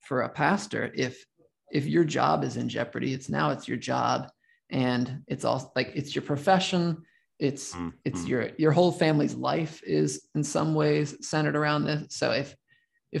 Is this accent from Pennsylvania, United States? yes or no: yes; Southern Lancaster County, Pennsylvania, United States; I grew up generally in Southern Lancaster County